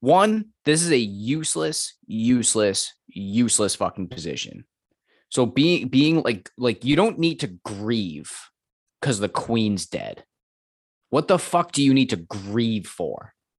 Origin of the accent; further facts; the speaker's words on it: United States; as an American